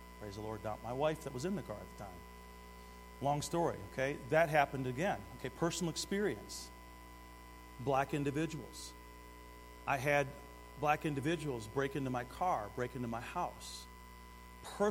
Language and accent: English; Detroit, Michigan, United States; I grew up in Detroit